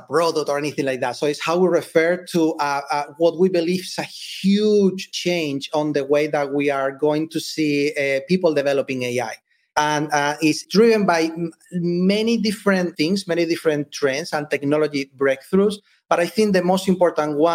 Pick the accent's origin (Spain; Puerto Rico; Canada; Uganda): Spain; moved away as an adult; now in United States; I'm originally from Spain. When I moved here to the US